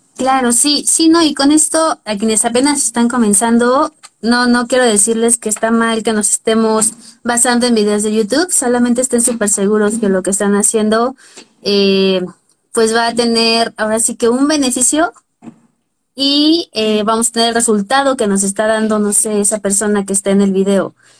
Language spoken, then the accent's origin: Spanish; Puebla, Mexico; yo soy de Puebla